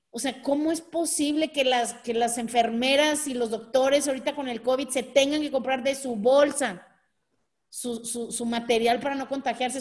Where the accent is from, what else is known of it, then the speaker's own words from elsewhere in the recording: Mexico; Nosotros, México